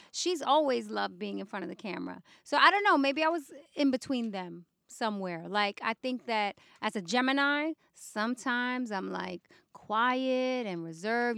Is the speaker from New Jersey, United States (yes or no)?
no; New York City, New York, United States; moved away; I grew up in the Bronx